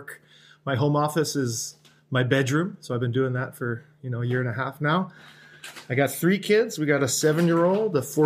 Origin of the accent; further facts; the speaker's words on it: Richmond, British Columbia, Canada; I grew up in Richmond